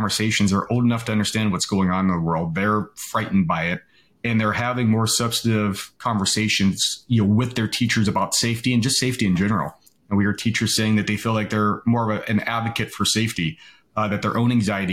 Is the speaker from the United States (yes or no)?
yes; California, United States; I grew up in California